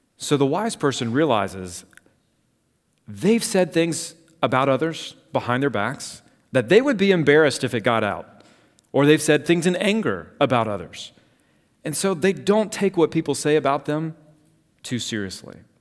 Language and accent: English; Savannah, Georgia, United States; I grew up in Savannah, Georgia